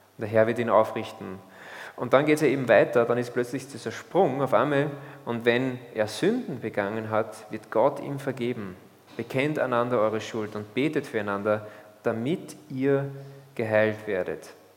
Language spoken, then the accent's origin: German; Austria; als Österreicher